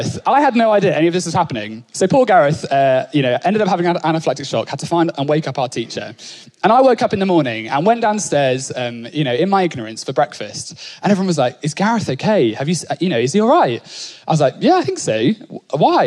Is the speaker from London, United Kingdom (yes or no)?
no; Norfolk, East of England, United Kingdom; I grew up in Norfolk